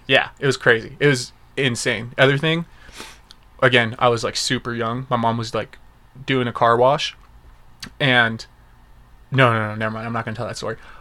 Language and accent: English; Las Vegas, Nevada, United States; when we were growing up in Vegas